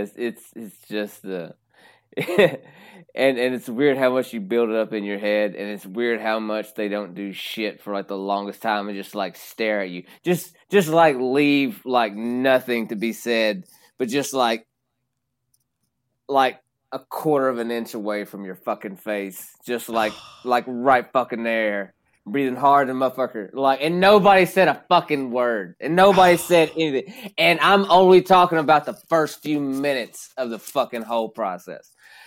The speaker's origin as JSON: {"language": "English", "region": "Kentucky", "country": "United States", "said": "Well, I'm from Kentucky, so I've always been good at that."}